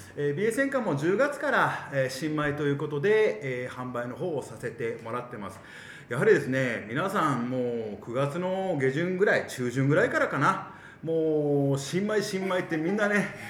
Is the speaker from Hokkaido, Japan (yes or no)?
yes; Abashiri, Hokkaido, Japan; 出身はですね、えー、網走市ということで